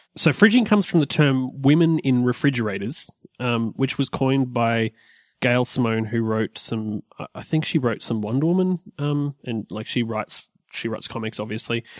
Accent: Australia; we're Australian

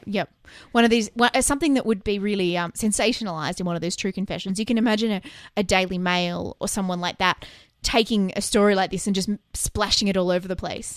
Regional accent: Australia; I can tell that's Australian because we do it. And I listen to us every week, and I know we talk too fast

